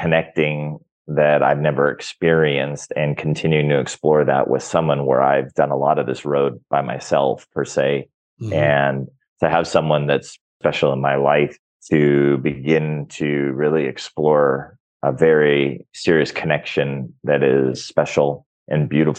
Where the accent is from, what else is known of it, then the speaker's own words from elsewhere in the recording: Orange County, California, United States; now in Mexico; I grew up in Orange County, California. So I grew up with food very plentiful